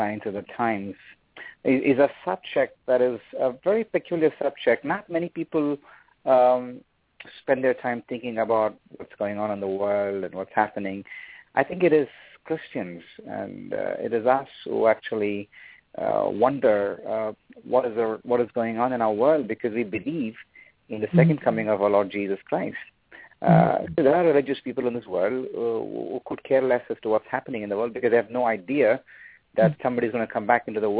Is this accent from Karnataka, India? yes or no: yes; Bangalore, Karnataka, India; moved away; I was born and raised in India, in the southern part of the country, city called Bangalore.